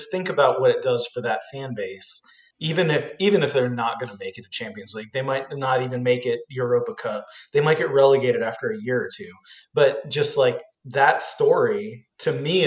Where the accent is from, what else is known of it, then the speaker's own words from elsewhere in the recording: Ohio, United States; I grew up in Ohio